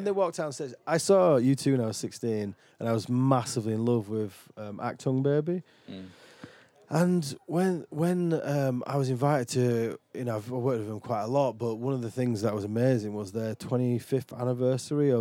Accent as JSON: {"language": "English", "town": "Dewsbury", "region": "Yorkshire and the Humber", "country": "United Kingdom", "moved": "yes", "lives_now": "Falmouth, United Kingdom", "said": "I'm from Dewsbury, West Yorkshire, where everybody is a fucking welder or on the dole."}